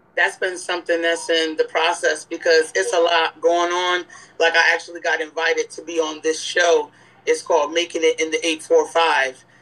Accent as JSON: {"language": "English", "town": "Newburgh", "region": "New York", "country": "United States", "said": "I'm from Newburgh, New York."}